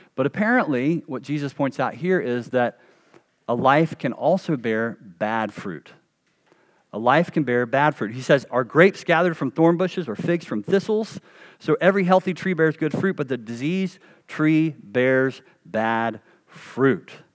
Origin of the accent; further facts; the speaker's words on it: North Carolina, United States; a kid growing up in North Carolina